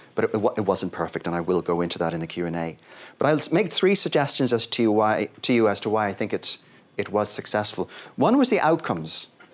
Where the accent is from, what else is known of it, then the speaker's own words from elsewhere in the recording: Ireland; my home country